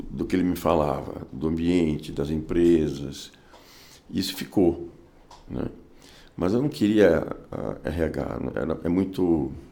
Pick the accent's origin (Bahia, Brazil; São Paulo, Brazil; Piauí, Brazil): São Paulo, Brazil; Eu nasci em São Paulo. São Paulo, capital. Mais paulistano dos hospitais, Hospital das Clínicas.